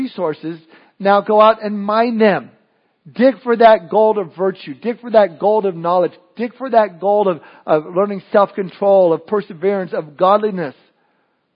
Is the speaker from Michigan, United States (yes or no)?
no; Southern California, United States; moved away; I was born and raised in Southern California